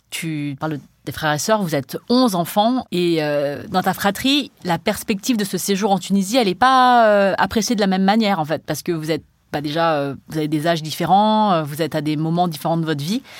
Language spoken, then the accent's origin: French; Cambodia; je suis allée dans d'autres pays euh, d'Asie où il y avait une diaspora chinoise parce que je suis chinoise du Cambodge.